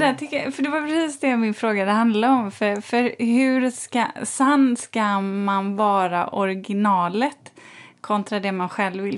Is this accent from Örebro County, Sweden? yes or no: no; Borås, Västra Götaland, Sweden; Jag är uppvuxen i, i, i Borås